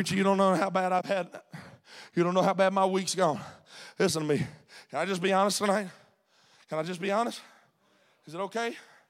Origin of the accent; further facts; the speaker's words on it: Mississippi, United States; I'm from Mississippi. Everybody sings the blues in Mississippi. That's where the blues were invented.